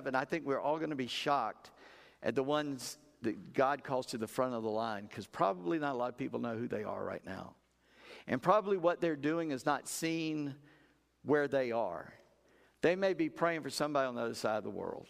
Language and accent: English; South Carolina, United States; I'm just a redneck from South Carolina